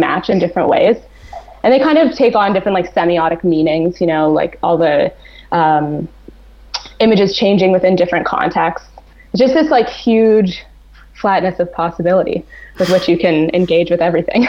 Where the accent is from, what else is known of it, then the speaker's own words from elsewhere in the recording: Toronto, Ontario, Canada; I spent studying at an actually really traditional painting academy in my hometown of Toronto